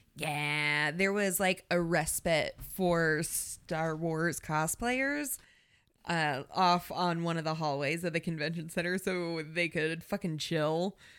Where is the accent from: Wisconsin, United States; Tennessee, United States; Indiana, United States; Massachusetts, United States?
Indiana, United States; We are from Indiana